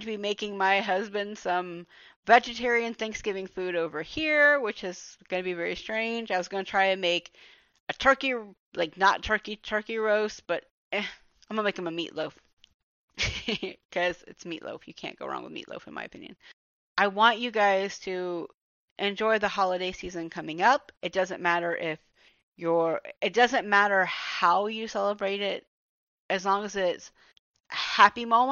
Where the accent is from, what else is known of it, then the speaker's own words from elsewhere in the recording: Georgia, United States; this is my home state